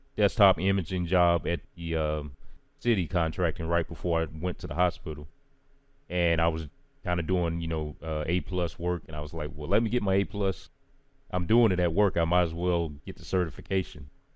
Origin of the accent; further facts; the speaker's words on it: Charlotte, North Carolina, United States; out of Charlotte, North Carolina, born and raised.